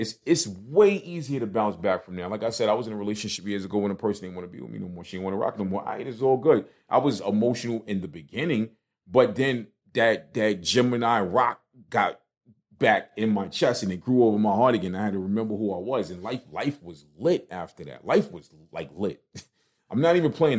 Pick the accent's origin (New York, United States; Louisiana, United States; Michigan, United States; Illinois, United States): New York, United States; New York City; me coming from Brooklyn